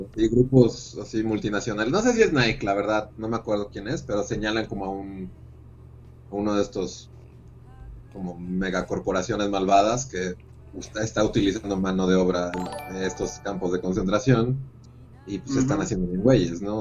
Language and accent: Spanish; Mexico